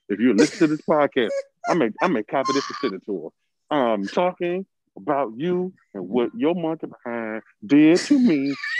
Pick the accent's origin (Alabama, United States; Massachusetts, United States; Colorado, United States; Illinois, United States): Alabama, United States; Mobile; I flew up in 2000 from my hometown, Mobile, Alabama, to Detroit.